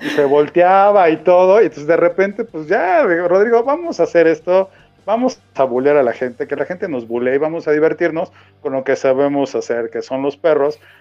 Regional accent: Mexico; como buen mexicano

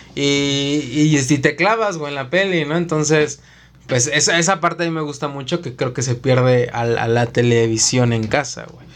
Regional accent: Mexico City, Mexico; Nosotros somos de la Ciudad de México.

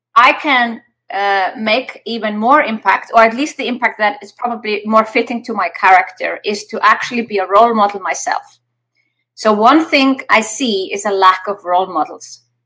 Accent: Iceland; I come from Iceland

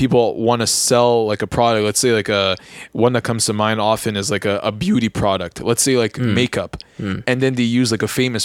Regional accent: Montreal, Quebec, Canada; here in Montreal, we're from Montreal

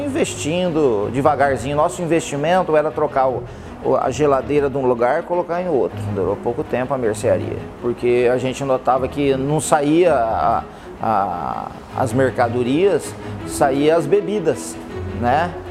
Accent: Oswaldo Cruz, Brazil; Nasci em Oswaldo Cruz

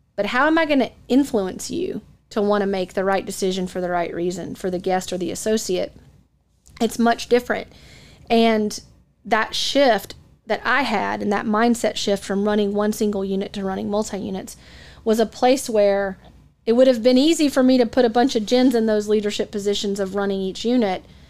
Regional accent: Atlanta, Georgia, United States; moved away as an adult; also born or lived in Dallas; I grew up in the Atlanta market

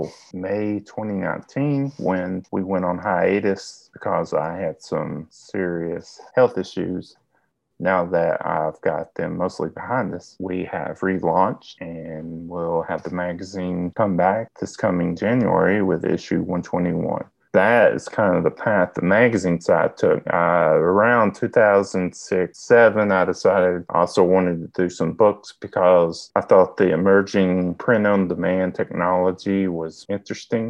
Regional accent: Southeast Kentucky, United States; accent: Southeast Kentucky; I was raised in Southeast Kentucky

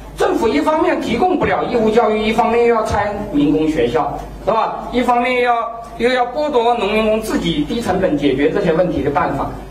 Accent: China; 我们中国人的福利观念一定要有一个改变

